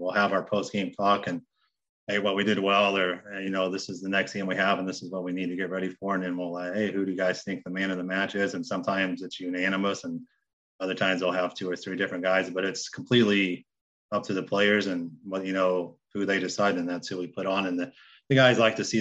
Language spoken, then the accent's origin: English; Indianapolis, Indiana, United States; moved away as an adult; also born or lived in Southeast Ohio; now in Ohio, United States; I'm from Indianapolis